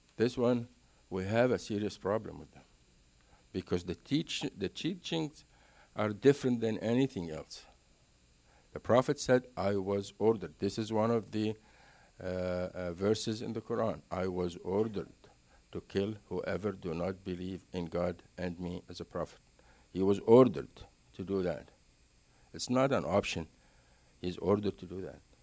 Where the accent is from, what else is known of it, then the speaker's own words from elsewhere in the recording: Cairo, Cairo Governorate, Egypt; English is a second language; moved away; born and raised in Egypt, Cairo. Uh, I actually lived about fifteen minutes from the pyramids.